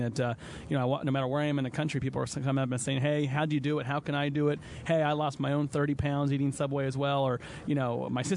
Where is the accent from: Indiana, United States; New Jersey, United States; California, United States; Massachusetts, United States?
Indiana, United States; Indianapolis; growing up in Indianapolis, Indiana